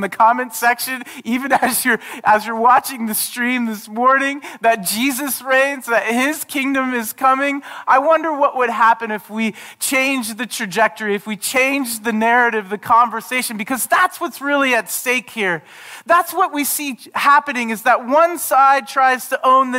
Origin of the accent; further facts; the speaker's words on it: United States; growing up in the United States